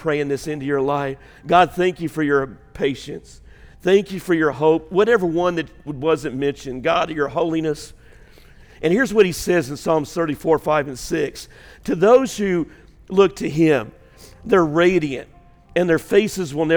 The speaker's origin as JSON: {"language": "English", "town": "Waltonville", "region": "Illinois", "country": "United States", "tie": "born or raised there", "moved": "yes"}